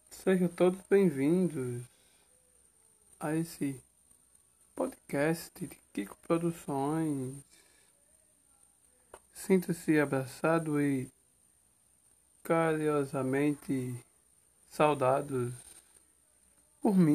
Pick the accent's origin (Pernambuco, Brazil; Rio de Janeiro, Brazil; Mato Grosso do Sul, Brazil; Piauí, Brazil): Pernambuco, Brazil; Sertão do Pajeú; um jovem, agricultor familiar, sou pernambucano, sou teresinense, sou do sertão do Pajeú, Nordeste e Brasil.